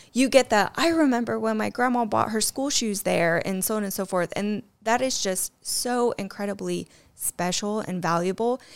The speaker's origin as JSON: {"language": "English", "town": "Middle Point", "region": "Ohio", "country": "United States", "tie": "born or raised there", "said": "Middle Point, Ohio, I think population, I don't know, maybe 300 at best. So, yeah, grew up on a farm right outside of Middle Point"}